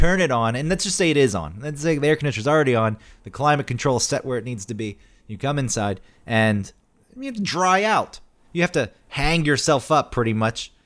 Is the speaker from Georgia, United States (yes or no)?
yes; Georgia, United States; moved away; also born or lived in Newburgh, New York; growing up in Georgia